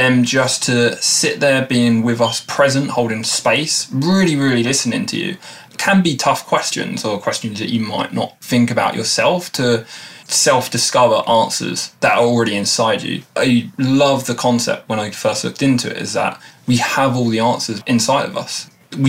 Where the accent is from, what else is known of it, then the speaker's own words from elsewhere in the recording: Erith, London, United Kingdom; I'm from Southeast London, a small town called Erith, which probably not many people know